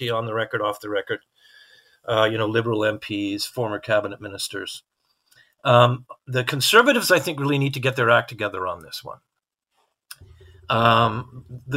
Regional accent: Canada; as a Canadian

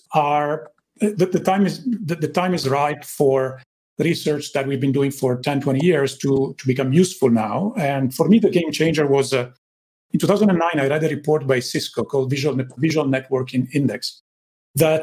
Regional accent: Italy; English is a second language; moved away as an adult; I grew up in Italy, as you can tell from my accent

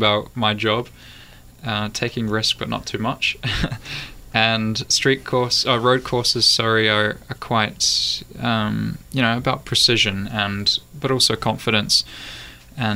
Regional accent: New Zealand; moved away; also born or lived in Europe; I'm a Kiwi

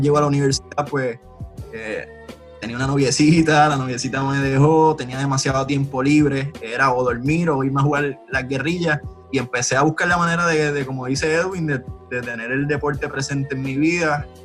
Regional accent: Aguadilla, Puerto Rico; also born or lived in Vega Baja, Puerto Rico; soy, soy, natural de Aguadilla, estuve en Aguadilla hasta los 12, 11 años

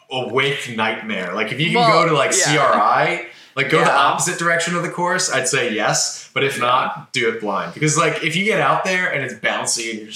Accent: United States; I'm sitting there as an American

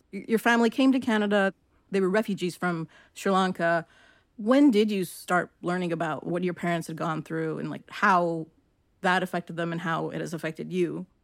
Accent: Long Beach, California, United States; I'm from Long Beach, which is, you know, in LA County, also a whole bunch of different communities.

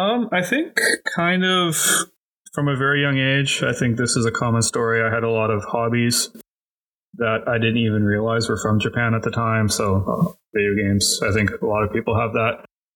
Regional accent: Toronto, Ontario, Canada; born there; also born or lived in Cayman Islands; now in Vancouver, Canada; I'm 43 years old. I was born in Toronto. I've lived in basically all over Canada. I also have lived outside of Canada. I lived 5 years in the Caribbean, specifically the Cayman Islands, and now I call Vancouver, BC home.

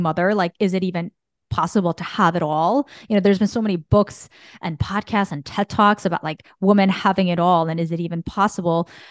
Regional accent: Bergen County, New Jersey, United States; growing up in Bergen County

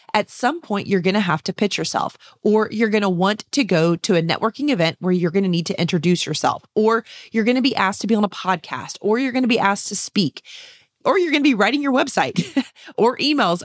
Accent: San Antonio, Texas, United States; here in San Antonio, Texas, my hometown and state

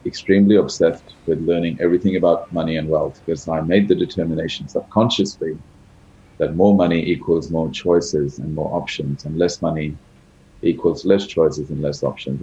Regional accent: Australia; also born or lived in India; I was born in India, which is a country where there's obviously a lot of poverty. And, I came from an average middle-class background. My parents never really had money. And then when I was very young, we migrated to Australia.

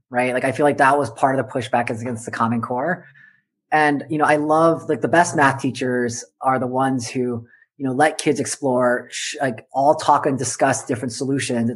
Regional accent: Southern California, United States; I grew up in Southern California.

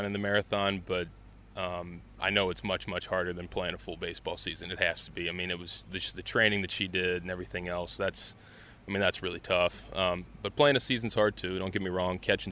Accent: Cincinnati, Ohio, United States; growing up in Cincinnati

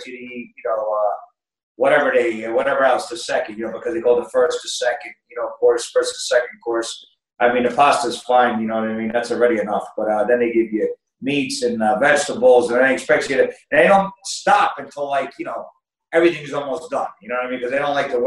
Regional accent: New Jersey, United States; moved away as an adult; now in Italy; I grew up in New Jersey, and New Jersey

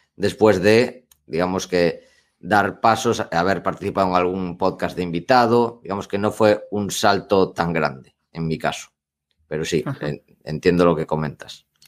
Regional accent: Spain

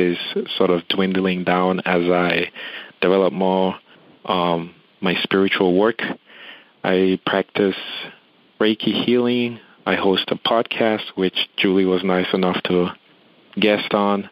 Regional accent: Cameroon; moved away as an adult; now in United States; I'm originally from Cameroon, which is in West Africa

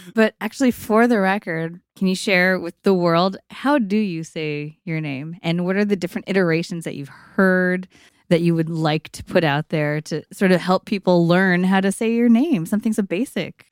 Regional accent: East Bay, California, United States; I also grew up in East Bay

